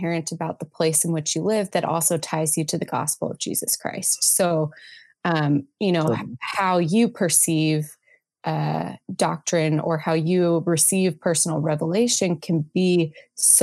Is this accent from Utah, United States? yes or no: yes; Salt Lake City, Utah, United States; I grew up in Salt Lake